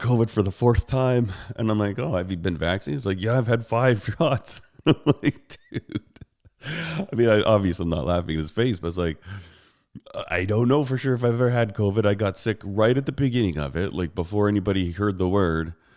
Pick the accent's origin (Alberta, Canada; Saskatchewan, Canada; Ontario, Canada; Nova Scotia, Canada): Alberta, Canada; Calgary; I was born in Calgary, Alberta, and I live in Calgary, Alberta